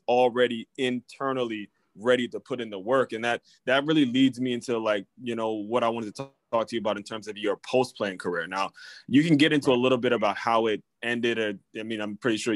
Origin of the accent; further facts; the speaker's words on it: Maryland and DC area, United States; also born or lived in Washington, D.C.; I grew up in Maryland and DC area